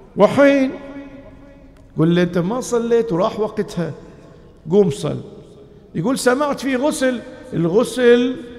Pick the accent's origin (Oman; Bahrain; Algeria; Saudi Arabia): Bahrain; بلدنا البحرين